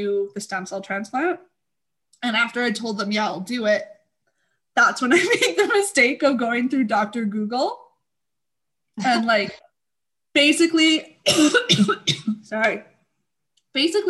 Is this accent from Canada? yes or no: yes; Canada; I'm Canadian